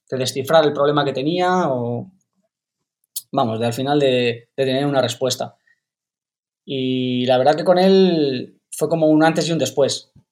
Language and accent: Spanish; Canary Islands, Spain; also born or lived in Burgos; Pues yo nací, nací en Burgos, y nada, cuando, cuando era bastante pequeño mi, mi, familia se mudó a Canarias y allí empecé a patinar.